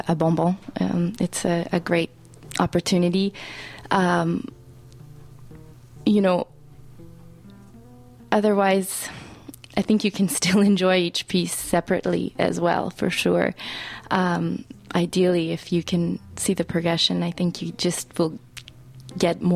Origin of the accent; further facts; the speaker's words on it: Alberta, Canada; I'm actually originally from Alberta